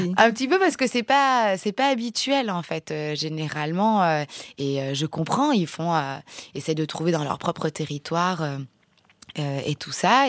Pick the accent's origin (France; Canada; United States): France; also born or lived in Mont-de-Marsan; on est circassien, on est français